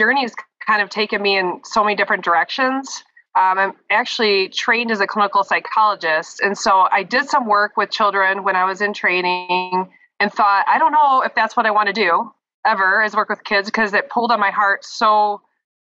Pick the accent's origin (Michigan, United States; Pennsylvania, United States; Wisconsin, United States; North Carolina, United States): Michigan, United States; Brighton; also born or lived in Ann Arbor, Michigan; now in Lansing, United States; I'm from Brighton, but then I went to Ann Arbor for school